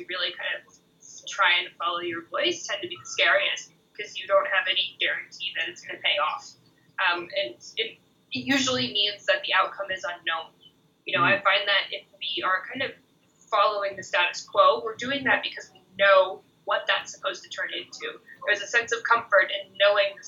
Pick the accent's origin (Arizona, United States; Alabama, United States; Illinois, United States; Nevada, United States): Nevada, United States; Reno; moved away as an adult; also born or lived in Middlebury, Vermont; I was born in Reno, Nevada